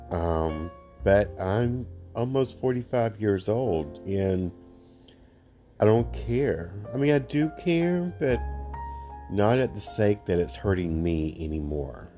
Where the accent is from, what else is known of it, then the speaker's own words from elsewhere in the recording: Alabama, United States; I'm from Alabama. They don't teach us many English words in the state of Alabama